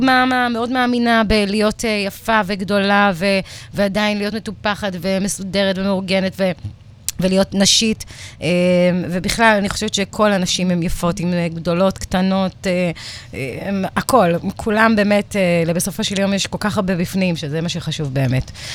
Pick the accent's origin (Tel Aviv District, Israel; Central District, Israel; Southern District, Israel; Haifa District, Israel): Tel Aviv District, Israel; Givatayim; moved away as an adult; also born or lived in New Orleans, United States; הייתי ילדה גבעתיימית כזאת